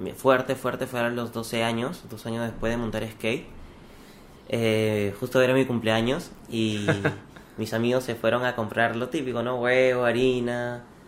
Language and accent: Spanish; Lima, Peru; also born or lived in Chiclayo; Yo nací en Chiclayo. Viví hasta los 4 años más o menos. Ya. Me fui a Lima, crecí bastante en Lima